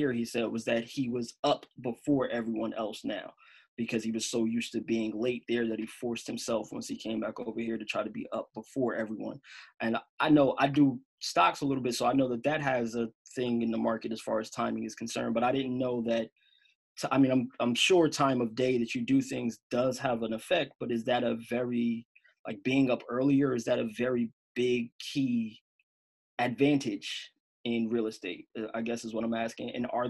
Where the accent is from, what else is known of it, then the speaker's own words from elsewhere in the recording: New Jersey, United States; now in Los Angeles, United States; I live in LA. I'm from Jersey. I travel back and forth all the time.